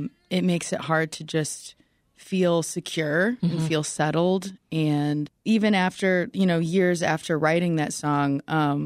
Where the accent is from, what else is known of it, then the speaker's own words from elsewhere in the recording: Iowa, United States; moved away as an adult; now in Chicago, United States; I'm from a very small town in Iowa of like less than 1,000 people.